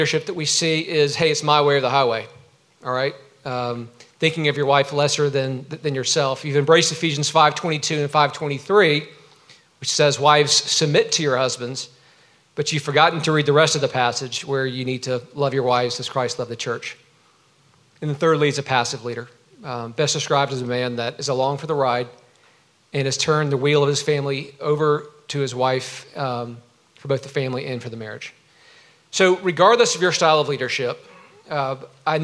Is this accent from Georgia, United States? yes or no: yes; Georgia, United States; I grew up in Georgia.